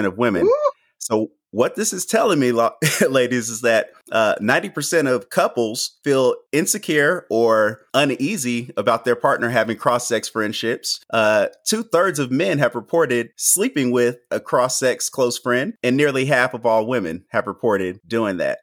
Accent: Nashville, Tennessee, United States; now in Southern California, United States; I'm from Nashville, Tennessee

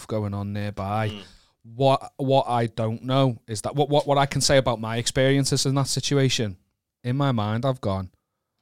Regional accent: Liverpool, North West England, United Kingdom; I'm from Liverpool

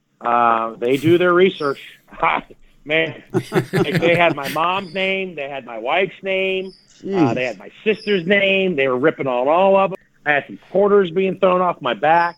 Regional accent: Atlanta, Georgia, United States; also born or lived in Syosset, New York; I moved to Atlanta

